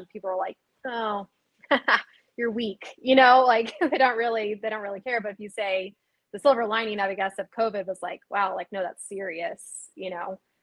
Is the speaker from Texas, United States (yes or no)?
yes; Austin, Texas, United States; it is in my hometown. It's in Austin, Texas